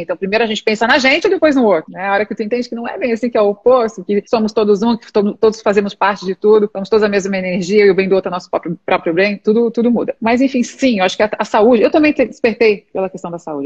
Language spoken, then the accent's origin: Portuguese; Santa Catarina, Brazil; moved away as an adult; also born or lived in Australia; now in São Paulo, Brazil; Minha família é gaúcha, mas eu sou, sou, nasci em Santa Catarina e vivi lá minha vida inteira até morar em São Paulo.